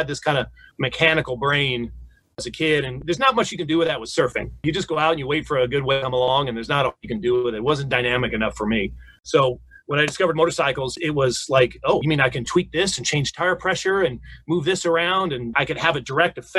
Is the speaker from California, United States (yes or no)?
yes; Newport Beach, California, United States; I grew up in Newport Beach, so I was in the water twice a day in the summer